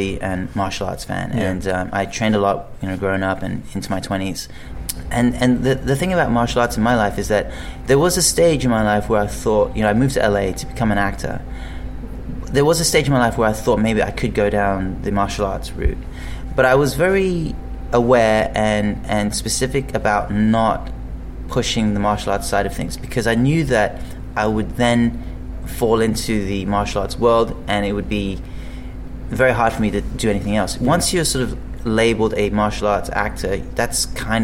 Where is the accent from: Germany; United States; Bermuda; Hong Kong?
Hong Kong; first language English; moved away; also born or lived in Colchester, England; I did spend a bit of time here in the UK, and obviously my dad's English, but I grew up in Hong Kong for the most part